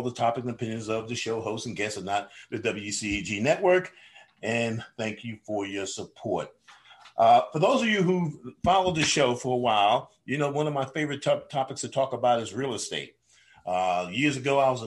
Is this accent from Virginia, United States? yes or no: no; New York, United States; now in Atlanta, United States; I'm from New York